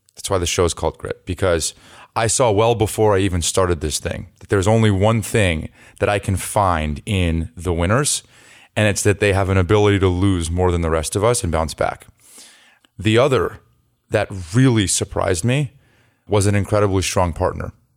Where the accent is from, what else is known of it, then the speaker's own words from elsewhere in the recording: Los Altos, California, United States; moved away; I'm from the Bay Area